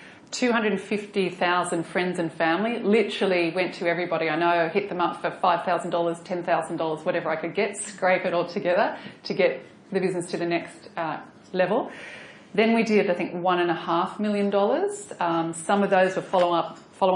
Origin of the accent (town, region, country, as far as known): Australia; accent: Australian; also born or lived in New York